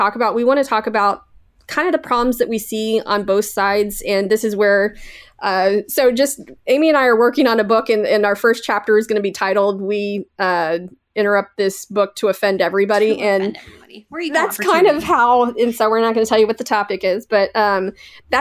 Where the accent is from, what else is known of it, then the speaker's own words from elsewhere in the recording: Canada; I'm Canadian, eh?